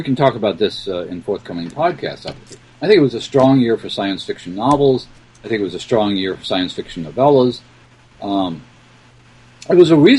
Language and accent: English; Missouri, United States; so he's a Midwesterner like I am. I grew up in a small town in Missouri